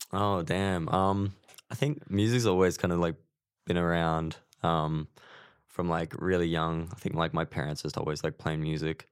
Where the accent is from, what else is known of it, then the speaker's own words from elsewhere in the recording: Queensland, Australia; moved away as an adult; now in Melbourne, Australia; I'm originally from Queensland.